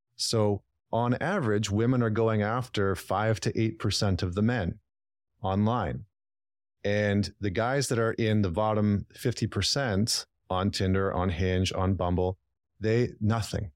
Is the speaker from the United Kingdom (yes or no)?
no; Northern Alberta, Canada; moved away as an adult; also born or lived in Vancouver, Canada; I'm from Northern Alberta